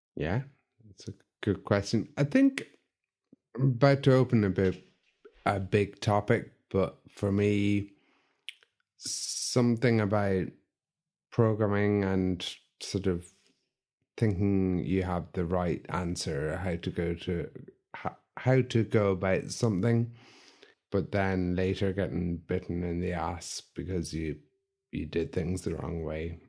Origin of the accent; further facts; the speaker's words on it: County Limerick, Ireland; I grew up in Kent, Limerick, eh, in a small village